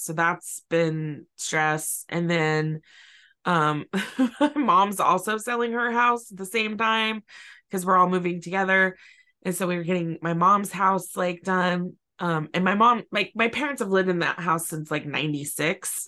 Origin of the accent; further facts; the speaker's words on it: California, United States; also born or lived in San Francisco Bay Area; I've lived in California since I was four